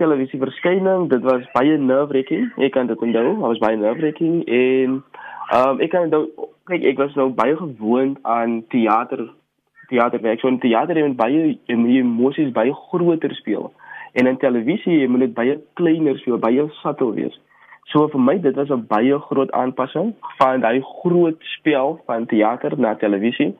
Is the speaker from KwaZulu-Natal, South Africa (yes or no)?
no; Paarl, Western Cape, South Africa; ek is akteur, gebore en grootgeword in Parel